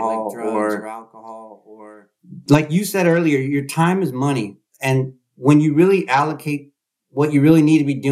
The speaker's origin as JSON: {"language": "English", "area": "Bay Area", "region": "California", "country": "United States", "tie": "born or raised there", "said": "I'm here in the Bay Area. I grew up here in the Bay Area"}